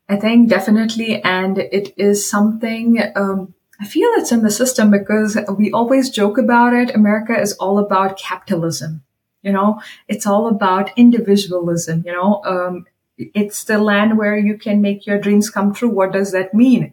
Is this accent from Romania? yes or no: no; India; I am from India